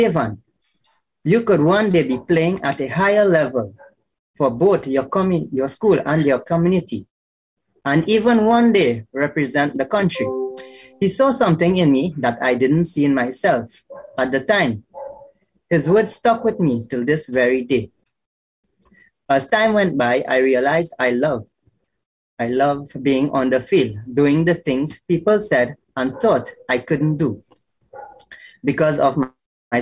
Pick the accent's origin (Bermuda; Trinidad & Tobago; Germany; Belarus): Trinidad & Tobago; growing up in Trinidad.